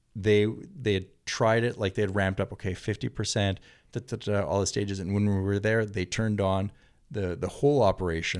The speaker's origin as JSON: {"language": "English", "country": "Canada", "moved": "yes", "lives_now": "Santa Monica, United States", "said": "a Canadian from Santa Monica"}